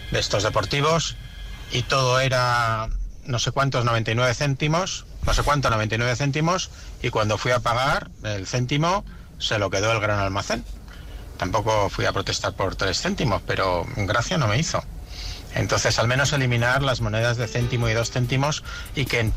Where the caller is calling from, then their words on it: Bilbao, Basque Country, Spain; Hola, buenos días. … de Bilbao